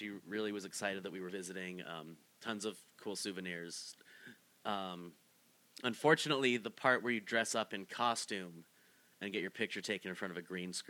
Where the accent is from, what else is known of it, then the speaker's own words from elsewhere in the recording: Boulder, Colorado, United States; You know, I'm from Boulder, Colorado, but I went to school in Boston, so I'm a Boston guy through and through.